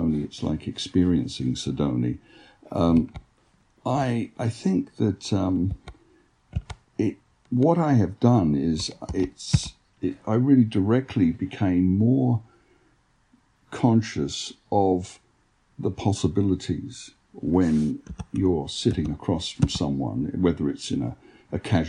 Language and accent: English; London, United Kingdom; now in United States; growing up in London, there's more talk of paranormal experience in England than I've noticed in the United States.